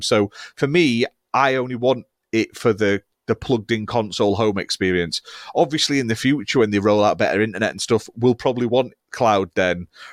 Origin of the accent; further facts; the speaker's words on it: United Kingdom; We are British